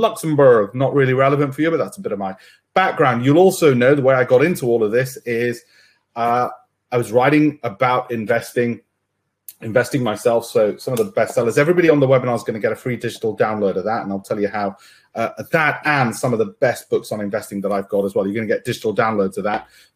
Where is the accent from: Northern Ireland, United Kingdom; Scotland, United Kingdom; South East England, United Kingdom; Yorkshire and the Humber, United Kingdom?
Yorkshire and the Humber, United Kingdom; Leeds; from my hometown, my birthplace of Leeds